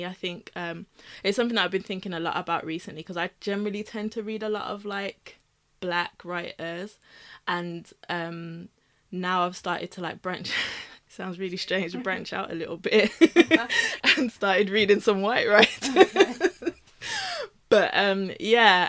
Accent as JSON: {"language": "English", "country": "United Kingdom", "tie": "born or raised there", "said": "growing up in the UK, growing up in Britain"}